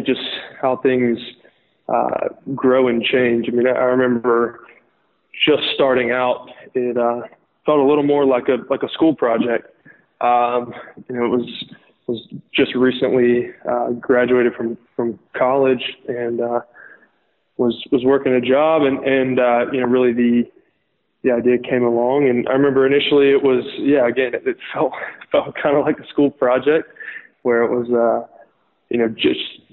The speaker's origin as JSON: {"language": "English", "town": "Lookout Mountain", "region": "Georgia", "country": "United States", "tie": "born or raised there", "also_born_or_lived": "Chattanooga, Tennessee / Athens, Georgia", "said": "I grew up in Chattanooga, Tennessee, which is right on the corner of the Georgia and Alabama state lines. And so I actually grew up on Lookout Mountain, Georgia, which is right across the line from Chattanooga, Tennessee"}